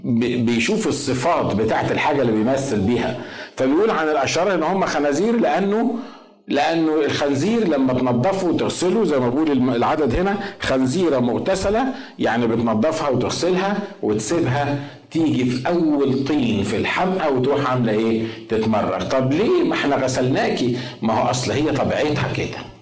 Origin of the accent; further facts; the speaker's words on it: Egypt; احنا طبعا مصريين